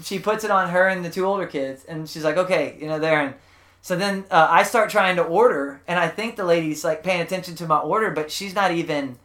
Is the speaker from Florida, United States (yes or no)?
no; South Texas, United States; I was from South Texas